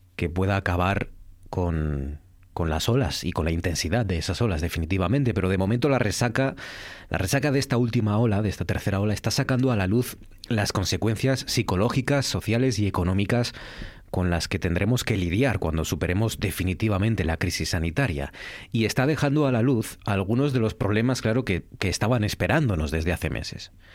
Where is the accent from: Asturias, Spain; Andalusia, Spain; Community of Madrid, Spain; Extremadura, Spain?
Asturias, Spain; Cudillero; me vaya a mi pueblo, que me vaya a Cudillero